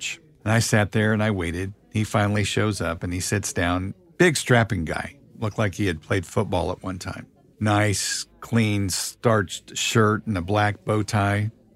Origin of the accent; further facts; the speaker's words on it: Kansas City, Missouri, United States; I grew up in Kansas City